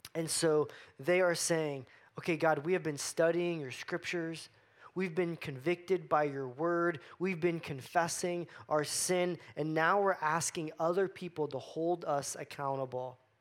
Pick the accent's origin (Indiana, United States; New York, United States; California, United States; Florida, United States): Florida, United States; I grew up in Florida